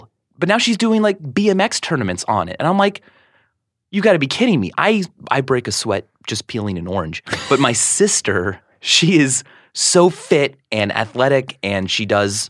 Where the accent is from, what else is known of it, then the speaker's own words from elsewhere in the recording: Stilwell, Kansas, United States; I was born in Kansas City, Missouri.